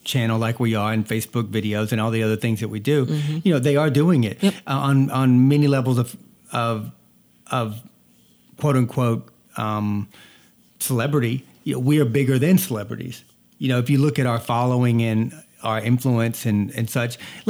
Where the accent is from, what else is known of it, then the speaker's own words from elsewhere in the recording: Georgia, United States; now in Boston, United States; I was born and raised in the South. So, quick story about that. When I moved from the South to Boston, I moved from North Georgia, where they filmed Deliverance